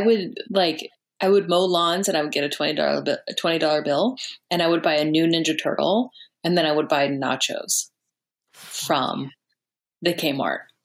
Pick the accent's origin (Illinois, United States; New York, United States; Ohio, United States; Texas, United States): Texas, United States; also born or lived in Chicago; now in Los Angeles, United States; I'm from Texas, but I lived in Chicago for a little while